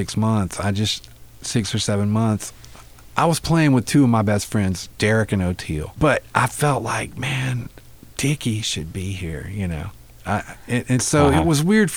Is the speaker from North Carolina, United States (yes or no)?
yes; North Carolina, United States; I grew up in North Carolina